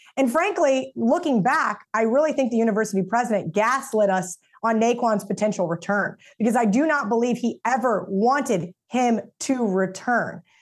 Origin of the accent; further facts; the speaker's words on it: Manhattan, Kansas, United States; My entire existence in growing up in Manhattan was surrounded around this university